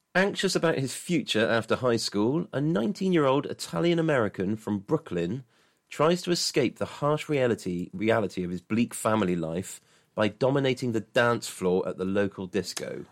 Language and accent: English; England, United Kingdom; I'm a traditional Englishman